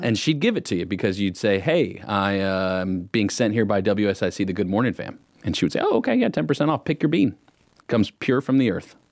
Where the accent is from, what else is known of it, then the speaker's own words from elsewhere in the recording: Huntersville, North Carolina, United States; I grew up in Norristown